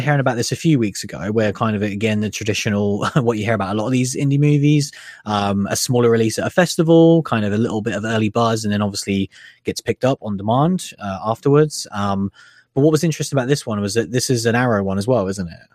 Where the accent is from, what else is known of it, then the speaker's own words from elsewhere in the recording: United Kingdom; us being British people